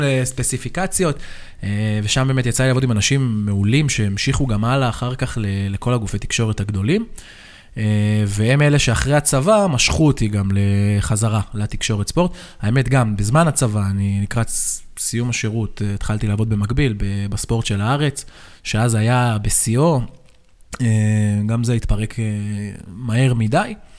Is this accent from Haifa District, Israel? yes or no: yes; Hadera, Haifa District, Israel; אני גדלתי בחדרה